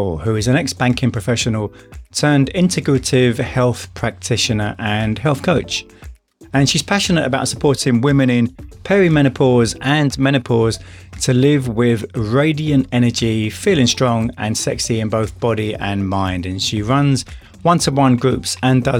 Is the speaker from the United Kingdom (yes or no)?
yes; London, United Kingdom; accent: London; I lost my London accent a lot during that time. But now, since I've been back in the UK 20 years, it's come back again